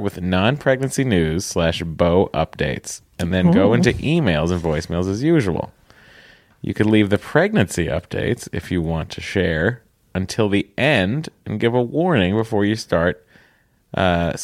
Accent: Lowell, Massachusetts, United States; I'm from Lowell, which we pronounce Lowell

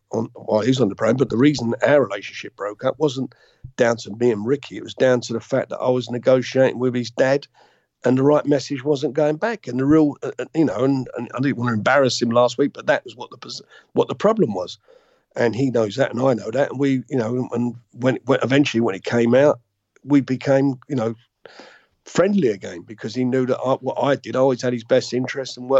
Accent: London, United Kingdom; I come from Islington. I lived in a council block of flats, Priory Green Estate, just off of Pentonville Road. That's where I grew up

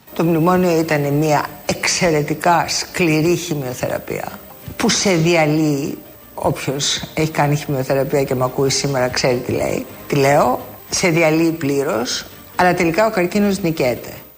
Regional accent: Greece; είμαι Ελληνίδα

